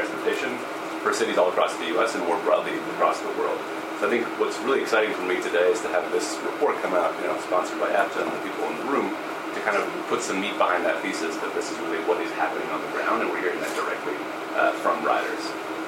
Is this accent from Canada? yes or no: yes; Canada; now in United States; I grew up in Canada.